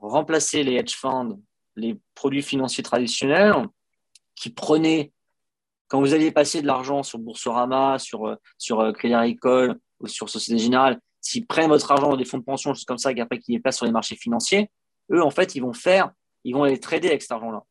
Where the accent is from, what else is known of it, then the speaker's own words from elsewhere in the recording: France; moved away as an adult; je suis parti de France il y a 12 ans